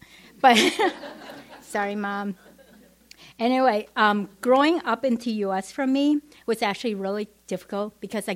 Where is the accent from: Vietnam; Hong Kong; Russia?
Vietnam; English is a second language; moved away; also born or lived in Madison; growing up in Vietnam, we never went to church